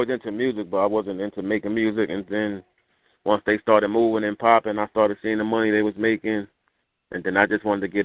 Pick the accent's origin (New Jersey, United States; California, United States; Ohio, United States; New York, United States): New York, United States; New York City; also born or lived in Jamaica, Queens, New York; I left Jamaica when I was three, and I moved to Queensbridge